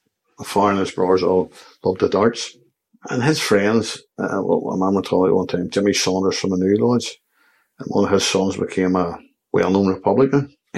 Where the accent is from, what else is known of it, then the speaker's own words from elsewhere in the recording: Belfast, Northern Ireland, United Kingdom; I was born there behind Gallagher's factory in York Street. It was a real working class community.